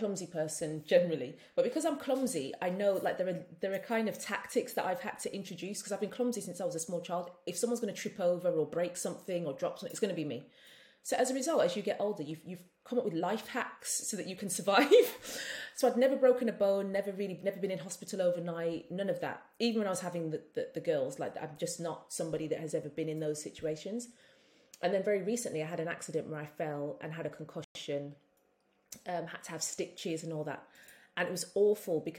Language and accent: English; Birmingham, West Midlands, United Kingdom; also born or lived in London; now in St. Kitts, Saint Kitts and Nevis; being a Brummie